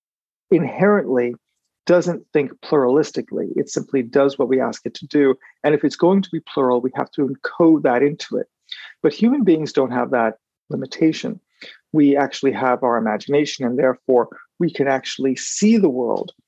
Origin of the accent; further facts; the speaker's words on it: United States; I'm an American in part because my family lineage is French